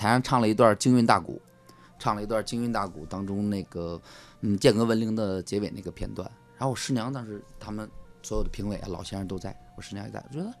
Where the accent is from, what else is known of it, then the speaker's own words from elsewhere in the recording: Northeast China, China; accent: Northeastern Mandarin; 是动不动跑出一句东北话来，我自己很无意的流露。